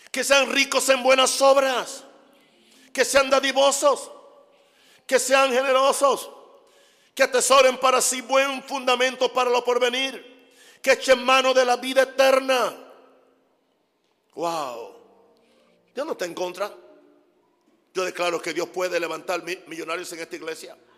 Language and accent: Spanish; United States; Spanish is a second language; Y yo soy gringo, como dicen ustedes. Ustedes lo dicen, yo nunca he dicho eso.